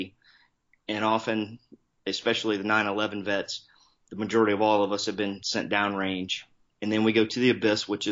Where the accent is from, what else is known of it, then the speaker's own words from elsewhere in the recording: Columbus, Ohio, United States; born and raised, Columbus, Ohio, Midwest guy